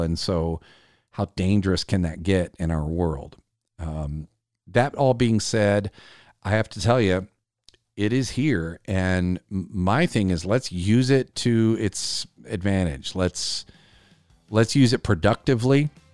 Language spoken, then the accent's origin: English; South Carolina, United States; my home state of South Carolina